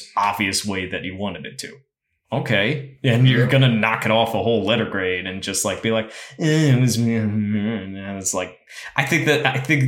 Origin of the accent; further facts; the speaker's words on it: San Antonio, Texas, United States; I grew up in San Antonio